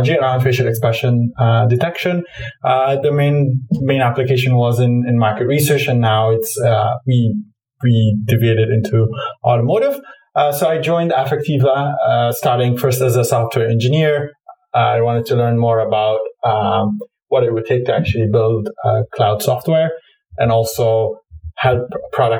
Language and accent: English; Cairo, Cairo Governorate, Egypt; moved away; I grew up in Cairo, Egypt